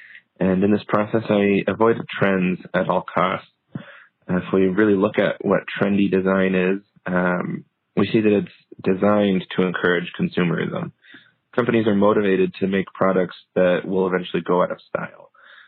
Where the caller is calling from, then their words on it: Salt Lake City, Utah, United States; I'm calling from Salt Lake City, Utah.